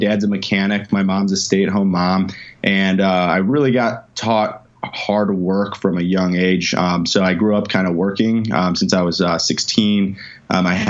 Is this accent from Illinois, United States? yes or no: yes; Chicago, Illinois, United States; I grew up actually in Chicago, so I'm a Midwesterner.